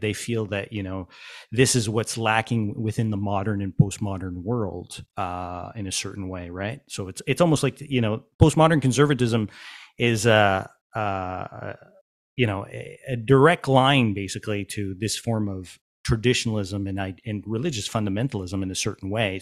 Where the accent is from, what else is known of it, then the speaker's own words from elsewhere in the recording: Quebec, Canada; I'm from Quebec